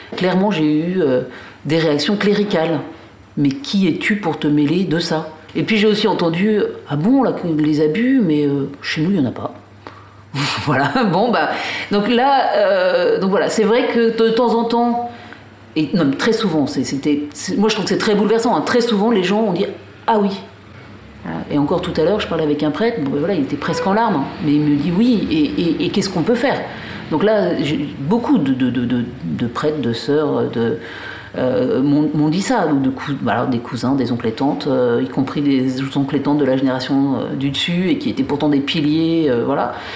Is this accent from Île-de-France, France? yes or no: yes; Paris, Île-de-France, France; also born or lived in Alsace; now in Brittany, France; Moi, je suis une Parisienne, enfin, d'origine alsacienne, mais euh, j'habitais à Paris.